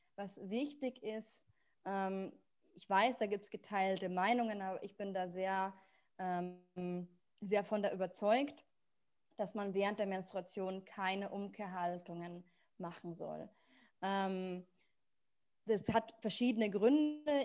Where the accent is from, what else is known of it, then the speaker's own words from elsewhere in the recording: Munich, Bavaria, Germany; moved away as an adult; also born or lived in South Tyrol; ich komme ursprünglich aus München